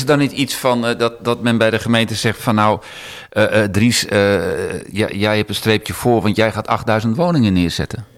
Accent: Amsterdam, North Holland, Netherlands; als Amsterdammer

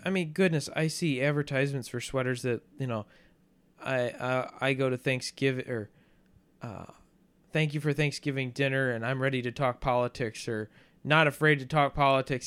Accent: United States; I am an American

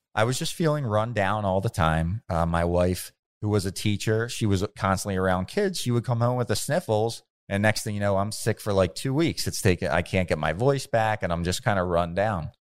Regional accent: Bensalem, Pennsylvania, United States; I grew up in Ben's Town. Um, since I was six years old, I lived in Ben Salem

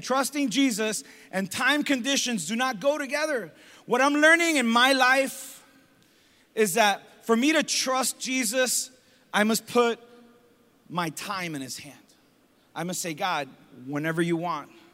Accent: Hialeah, Florida, United States; growing up in Hialeah

